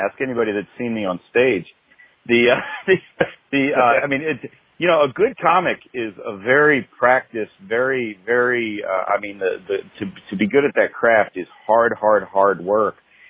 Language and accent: English; California, United States; born there; also born or lived in 13 states; I'm a child of nowhere. I was born in California, lived in 13 states before I was 13 years old.